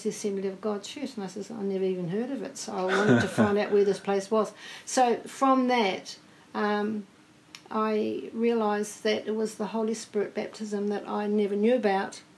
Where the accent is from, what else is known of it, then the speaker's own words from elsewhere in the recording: New Plymouth, Taranaki, New Zealand; Born and bred in New Plymouth